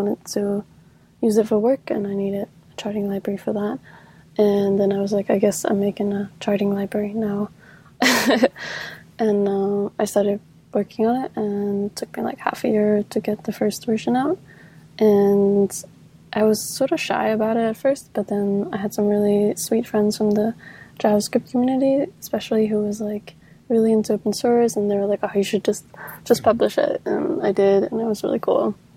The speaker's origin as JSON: {"language": "English", "region": "North Denmark Region", "country": "Denmark", "moved": "yes", "lives_now": "Copenhagen, Denmark", "said": "I am from Denmark, more specifically in the north, but I live in Copenhagen now."}